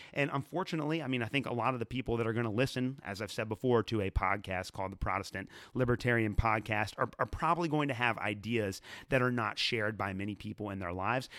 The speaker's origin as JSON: {"language": "English", "region": "Northern Kentucky", "country": "United States", "said": "a couple of different churches in Northern Kentucky, where I am from"}